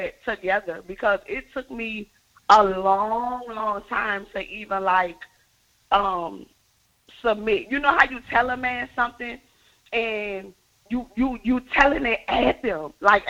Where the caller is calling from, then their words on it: Algiers, Louisiana, United States; I'm calling from Algiers.